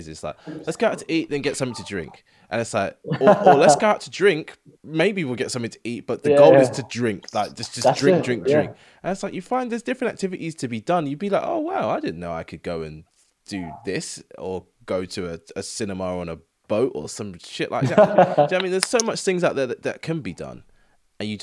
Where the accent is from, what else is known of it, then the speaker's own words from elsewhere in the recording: England, United Kingdom; we're English people